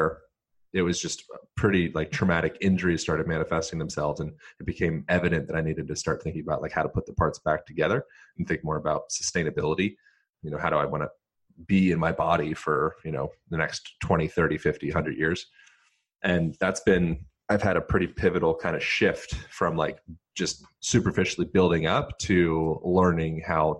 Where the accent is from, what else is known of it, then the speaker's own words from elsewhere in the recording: Lancaster, Pennsylvania, United States; I grew up in Lancaster, Pennsylvania, which is, you know, it's like Amish, notorious for like Amish country type area